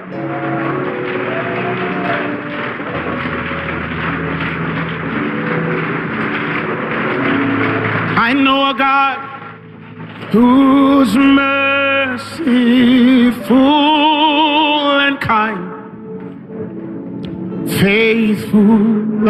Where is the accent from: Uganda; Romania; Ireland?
Uganda; Born and raised in Uganda